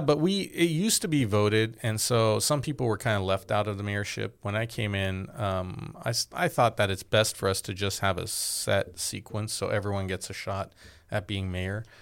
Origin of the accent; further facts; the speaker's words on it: Glendale, California, United States; also born or lived in Boston; I grew up in Glendale